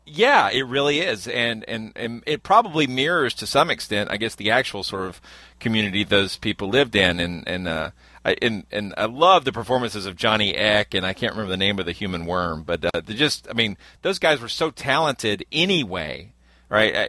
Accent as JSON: {"language": "English", "region": "Georgia", "country": "United States", "tie": "born or raised there", "said": "where I grew up in Georgia"}